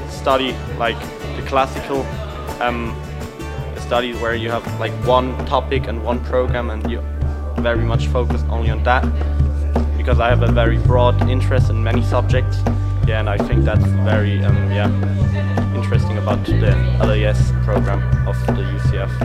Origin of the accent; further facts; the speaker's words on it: Italy; moved away as an adult; now in Freiburg, Germany; I'm um, originally German, but I grew up and I was born in Italy, and I moved to Freiburg one year ago.